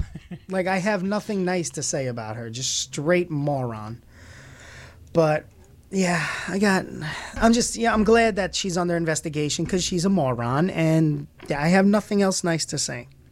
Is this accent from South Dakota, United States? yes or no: no; Brooklyn, New York, United States; also born or lived in Myrtle Beach / Florida / Orange County, New York; now in Rochester, United States; I'm born and raised in Brooklyn, but you know, traveled around as I got older